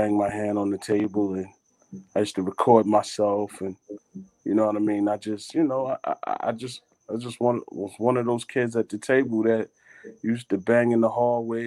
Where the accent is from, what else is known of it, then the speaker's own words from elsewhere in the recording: New York City, New York, United States; growing up in Brooklyn. You know what I'm saying? I'm originally from Flatbush, Brooklyn, so you know, West Indian background